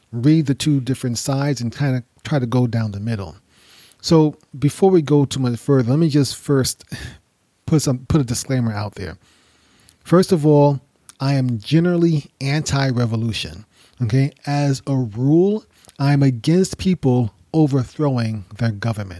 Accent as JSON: {"language": "English", "country": "United States", "tie": "born or raised there", "said": "I am an American, born and raised in the United States"}